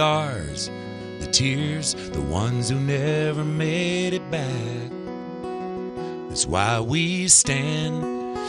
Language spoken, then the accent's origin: English; Gadsden County, Florida, United States; moved away; also born or lived in Tallahassee, Florida; growing up in Gadsden County